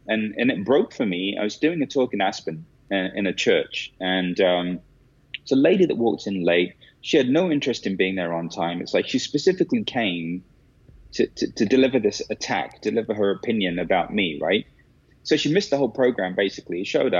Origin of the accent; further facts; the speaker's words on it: India; one of the biggest kind of stereotypes that I fall into is that I'm Indian. So then naturally, by extension, I'm a guru.